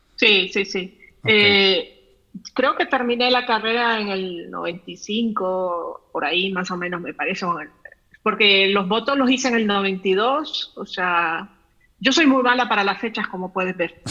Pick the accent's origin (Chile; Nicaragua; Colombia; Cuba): Nicaragua; León; yo nací en León y soy de León y, he vivido siempre en León